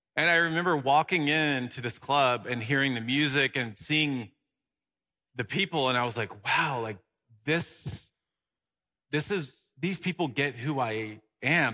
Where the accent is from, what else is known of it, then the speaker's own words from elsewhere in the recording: Dallas, Texas, United States; now in Los Angeles, United States; I grew up in Dallas, Texas